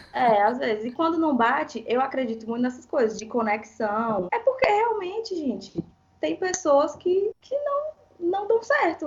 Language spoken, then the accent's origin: Portuguese; Fortaleza, Ceará, Brazil; now in São Paulo, Brazil; sou de Fortaleza